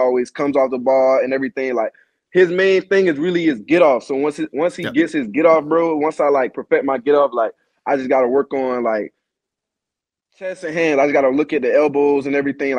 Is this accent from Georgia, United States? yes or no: yes; Savannah, Georgia, United States; I'm a kid from Savannah, Georgia